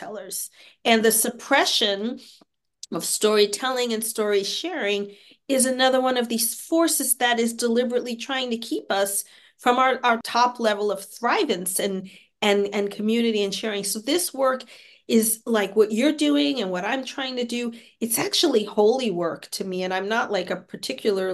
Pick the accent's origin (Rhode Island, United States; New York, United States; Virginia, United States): New York, United States; New York City; moved away as an adult; also born or lived in Paris, France / Santa Fe, New Mexico / Albuquerque, New Mexico / San Francisco Bay Area, California; now in Seattle, United States; I'm a native New Yorker. I was born and raised in New York